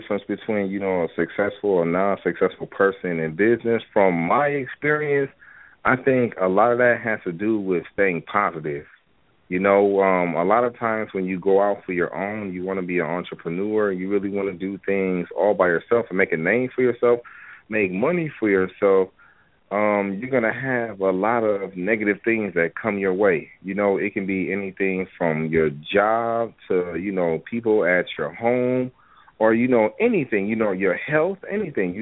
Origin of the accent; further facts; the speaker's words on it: Wisconsin, United States; moved away as an adult; now in Atlanta, United States; I'm from Wisconsin